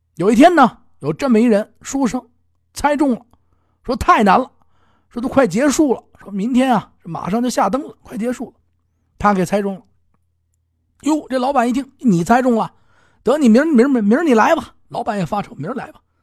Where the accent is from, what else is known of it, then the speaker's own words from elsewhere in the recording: Beijing, China; 南城是咱们家乡啊，宣南嘛